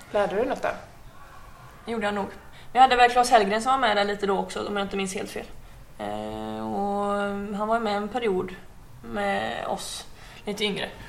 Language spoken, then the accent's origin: Swedish; Uddevalla, Västra Götaland, Sweden; moved away; Jag flyttade väldigt tidigt från ehm, Uddevalla och Kropps.